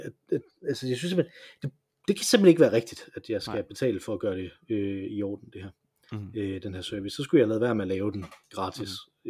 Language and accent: Danish; Jutland, Denmark; vi, vi kommer begge to fra Jylland